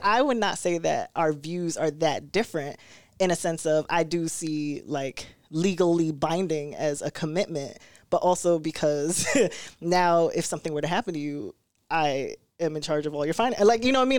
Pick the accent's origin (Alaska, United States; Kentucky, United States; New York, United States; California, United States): New York, United States; New York City; now in Rochester, United States; growing up in Brooklyn